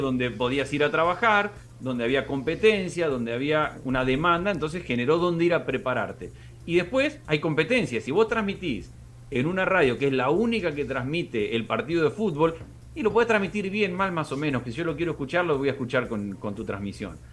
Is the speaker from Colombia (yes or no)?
no; Argentina